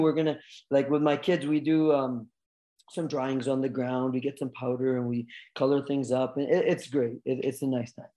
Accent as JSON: {"language": "English", "area": "Vancouver Island", "region": "British Columbia", "country": "Canada", "tie": "born or raised there", "also_born_or_lived": "United States", "said": "I'm Canadian kid, born and raised"}